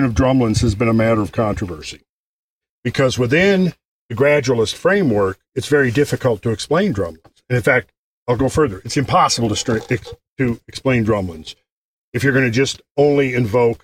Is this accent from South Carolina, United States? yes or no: no; Minnesota, United States; moved away as an adult; now in Georgia, United States; where I was raised in Minnesota, they talk very distinct from where I live now